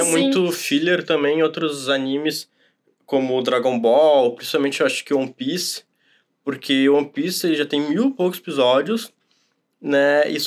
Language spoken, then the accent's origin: Portuguese; Brazil; sou brasileiro